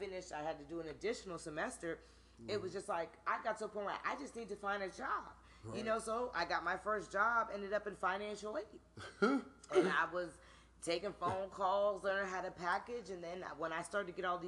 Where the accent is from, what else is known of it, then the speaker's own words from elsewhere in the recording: New Jersey, United States; moved away; also born or lived in Washington, D.C.; I'm from Jersey.